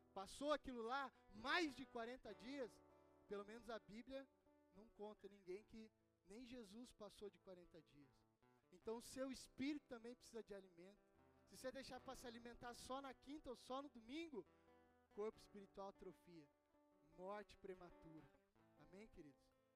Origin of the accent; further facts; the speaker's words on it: Brazil; eu falo sendo brasileiro